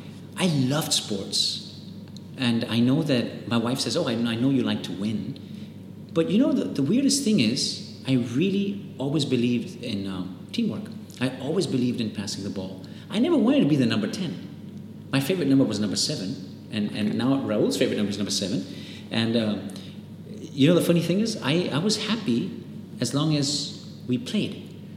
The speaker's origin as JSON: {"language": "English", "country": "India", "also_born_or_lived": "Nigeria", "accent": "Spanish", "said": "So suddenly, you know, in the American school, my accent was different because I had this really funny little Spanish accent. So it was really awkward for people to see, well, here's an Indian kid, first of all, with a Spanish accent, which looks really weird."}